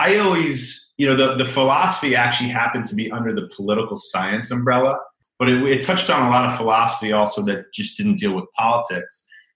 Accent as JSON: {"language": "English", "town": "Chappaqua", "region": "New York", "country": "United States", "tie": "born or raised there", "lives_now": "Brooklyn, United States", "said": "I grew up in a suburb about an hour north of New York City. I grew up in Chappaqua."}